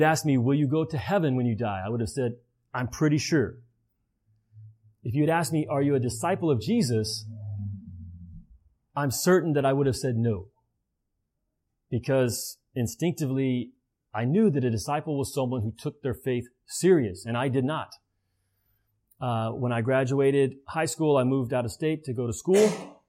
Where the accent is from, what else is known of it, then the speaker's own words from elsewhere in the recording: the Bible Belt, United States; I grew up in the Bible Belt.